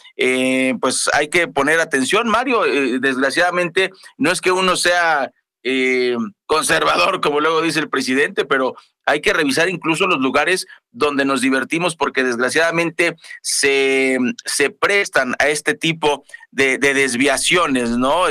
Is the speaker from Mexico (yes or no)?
yes; Mexico; Como buenos mexicanos tenemos un montón de cosas pirata